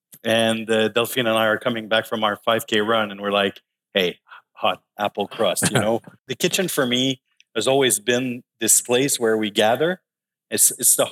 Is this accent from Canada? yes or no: yes; Laval, Quebec, Canada; also born or lived in Montreal; I grew up in Laval. In Champfleury. I actually was born in Montreal in Hansik. When I was 1 year old, we moved to Laval.